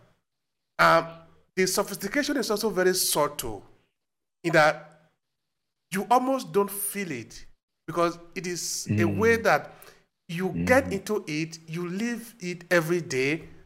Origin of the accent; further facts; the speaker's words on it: Nigeria; moved away; I grew up in Africa